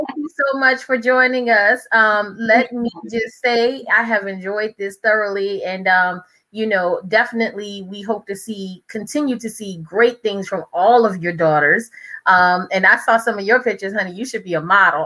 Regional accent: New Orleans, Louisiana, United States; now in Prince George's County, United States; I grew up in New Orleans, Louisiana, that area

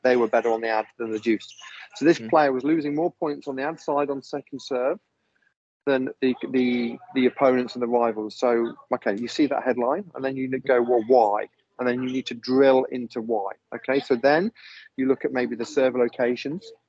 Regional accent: Leicester, East Midlands, United Kingdom; moved away as an adult; also born or lived in south of France; now in France; I'm from Leicester in England

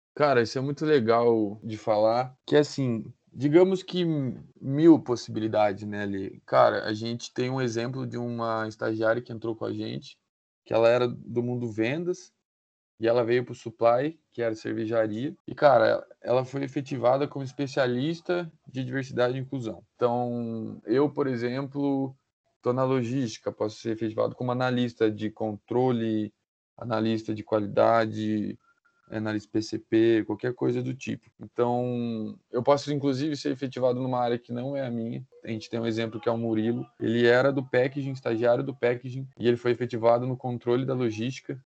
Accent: Botucatu, São Paulo, Brazil; moved away as an adult; now in Ponta Grossa, Brazil; sou natural de Botucatu, interior de São Paulo. Vim para cá já tem cinco anos para fazer Engenharia de Produção na UTF

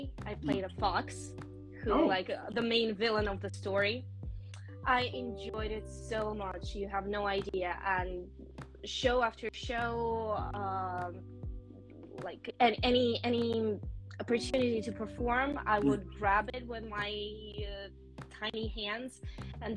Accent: Vienna, Austria; moved away; also born or lived in Moscow, Russia; I was born and grew up in Europe

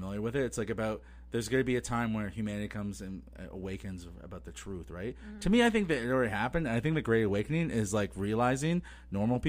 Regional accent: Toronto, Ontario, Canada; I grew up in Toronto as a kid

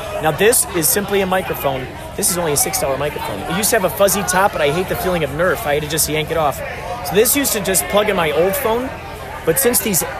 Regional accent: Los Angeles, California, United States; Oh, Los Angeles.

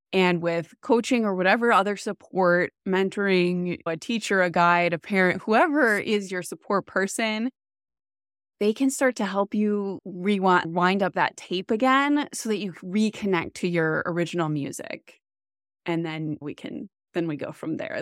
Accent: Wisconsin, United States; moved away as an adult; also born or lived in Boston; I am from Wisconsin

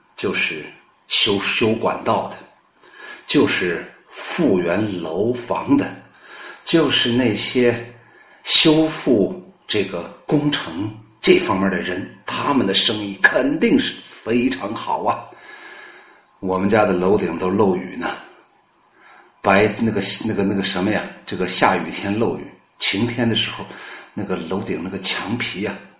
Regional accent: China; 我们中国人的智商不比人家德国人差

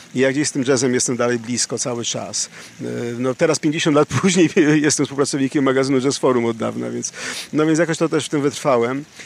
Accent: Warsaw, Masovian Voivodeship, Poland; w dzieciństwie w P R L-u, w Warszawie, na Pradze i nie tylko.

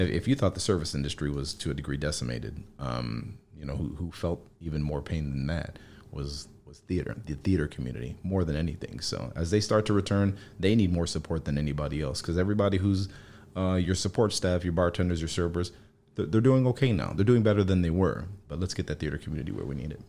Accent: Chicago, Illinois, United States; I grew up in Logan Square

